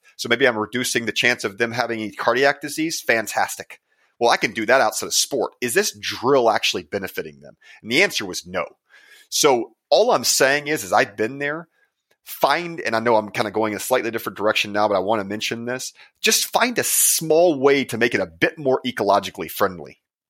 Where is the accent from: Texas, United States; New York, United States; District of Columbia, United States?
Texas, United States; November through, let's just be, I'm from Texas.